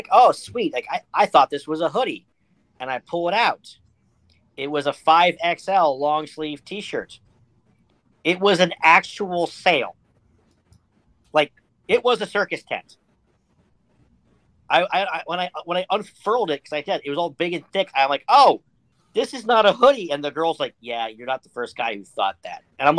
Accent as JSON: {"language": "English", "region": "Western Pennsylvania", "country": "United States", "said": "I'm from Western Pennsylvania."}